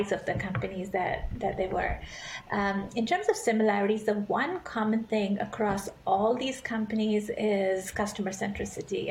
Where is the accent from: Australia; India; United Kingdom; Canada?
India; now in San Francisco, United States; I grew up in India eh, in a family full of doctors